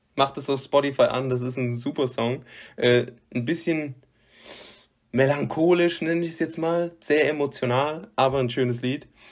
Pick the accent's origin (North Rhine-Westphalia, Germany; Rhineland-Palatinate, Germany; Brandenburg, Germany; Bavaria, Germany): North Rhine-Westphalia, Germany; west of; in meiner Heimatstadt